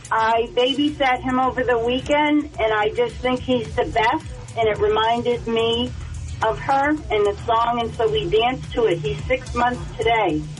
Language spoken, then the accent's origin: English; Portsmouth, New Hampshire, United States; I'm from Portsmouth